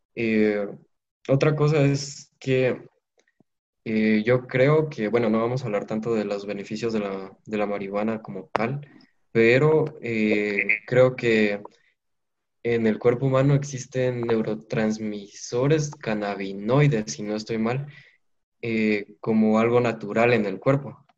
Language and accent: Spanish; Guatemala; como sociedad guatemalteca